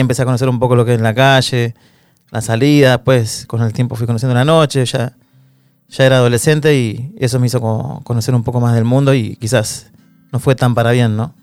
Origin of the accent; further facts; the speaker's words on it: Don Torcuato, Buenos Aires Province, Argentina; also born or lived in San Fernando; soy de Don Torcuato, nací en el hospital de San Fernando, pero me crié y viví toda mi vida en Don Torcuato